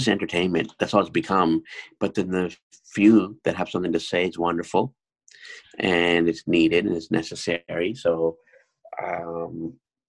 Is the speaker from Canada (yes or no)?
yes; Canada; also born or lived in South India; I'm a South Indian man who grew up here